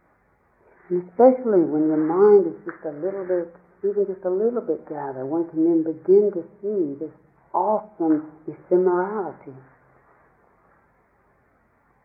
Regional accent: Tennessee, United States; the lake I grew up on in Tennessee, Lake Chickamauga

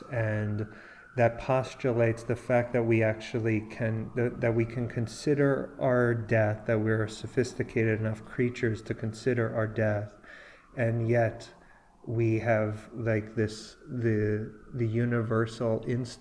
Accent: New York, United States; also born or lived in California; And I grew up in here in New York, but I was out in California

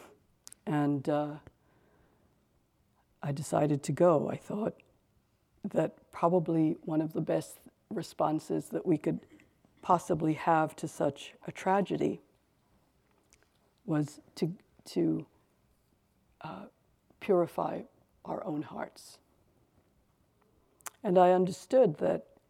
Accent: New York, United States; I'm from New York, I live in New York, a little out of the city, but I spent a lot of years living in the city

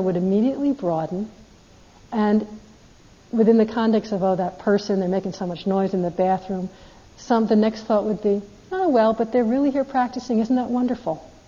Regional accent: United States; I'm American

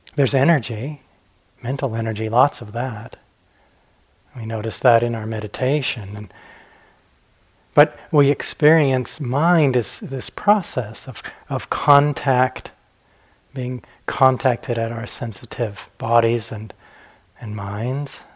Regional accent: Arizona, United States; also born or lived in Flagstaff, Arizona; I grew up in Arizona, it's my home state

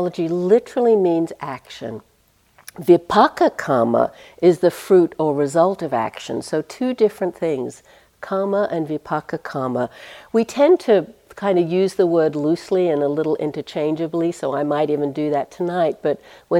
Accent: United States; accent: American; I have to use my American accent

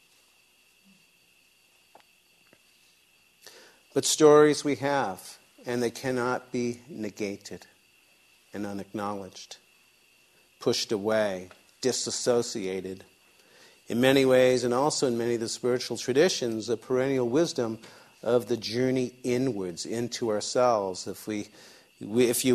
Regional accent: outside of the Boston area, Massachusetts, United States; I grew up outside of the Boston area.

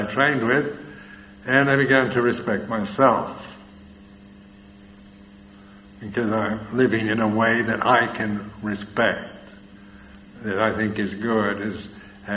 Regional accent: California, United States; moved away as an adult; also born or lived in Thailand; where I'm from California

